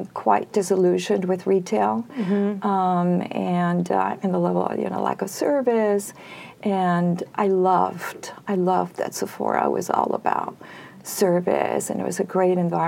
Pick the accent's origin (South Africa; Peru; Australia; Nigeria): Peru; moved away; I was born and raised in Peru, South America